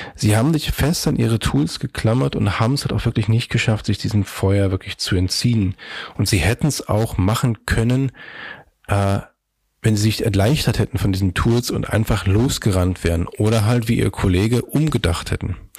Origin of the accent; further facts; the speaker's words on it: Magdeburg, Saxony-Anhalt, Germany; moved away as an adult; now in Hamburg, Germany; ich komme aus Magdeburg